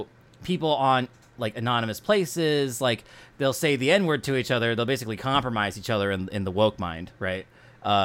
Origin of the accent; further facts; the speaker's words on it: West Coast, United States; I grew up on the West Coast